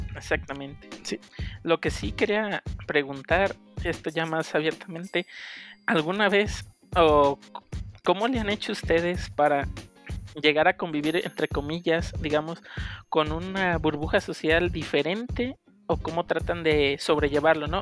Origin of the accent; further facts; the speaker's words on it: Tepic, Nayarit, Mexico; also born or lived in Guadalajara; yo nací en Tepic